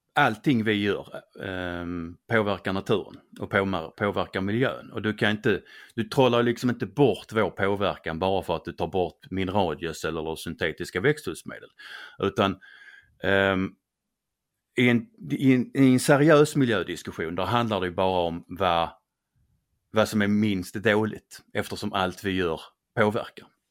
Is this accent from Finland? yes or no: no; Skåne, Sweden; accent: Scanian (skånska); min skånska